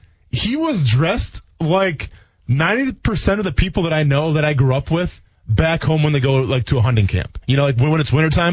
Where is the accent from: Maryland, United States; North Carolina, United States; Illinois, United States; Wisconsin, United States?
Wisconsin, United States; Milwaukee; I go with a D because I'm from Milwaukee. I'm from Wisconsin